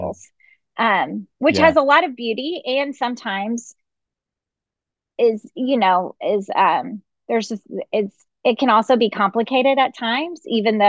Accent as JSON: {"language": "English", "town": "Dallas", "region": "Texas", "country": "United States", "tie": "born or raised there", "lives_now": "Lubbock, United States", "said": "I grew up in Dallas"}